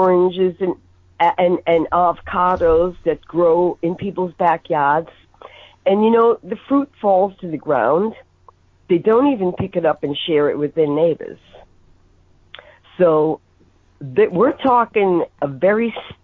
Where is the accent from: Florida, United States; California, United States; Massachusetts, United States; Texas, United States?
Massachusetts, United States; Boston; now in Los Angeles, United States; I'm from Boston